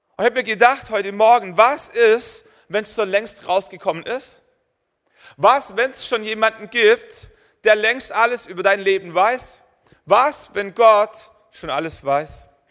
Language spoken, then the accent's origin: German; Germany; Wir sind Deutsche